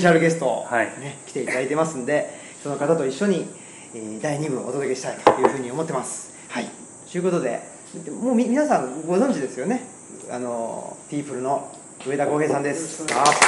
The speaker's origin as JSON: {"language": "Japanese", "region": "Saitama", "country": "Japan", "tie": "born or raised there", "moved": "as an adult", "lives_now": "Higashiyoshino, Japan", "said": "僕は埼玉県出身ででして今は奈良県の東吉野村っていうところにあの、まあ、いわゆる移住っていうんですかね、今流行りのワードで言うと3年前に移住しまして"}